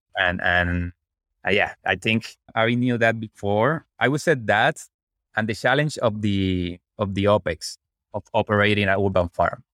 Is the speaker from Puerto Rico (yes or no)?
yes; Puerto Rico; moved away as an adult; also born or lived in Washington, D.C.; I'm originally from Puerto Rico, where I become an electrical engineer.